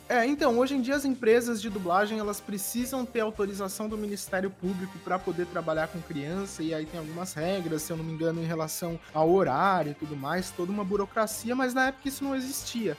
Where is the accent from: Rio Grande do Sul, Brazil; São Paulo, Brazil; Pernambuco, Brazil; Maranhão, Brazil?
São Paulo, Brazil; Jacareí; now in São Paulo, Brazil; E a gente morava no interior de São Paulo e ele abriu um estúdio de locução comercial em São José dos Campos, pertinho de onde eu nasci, que é Jacareí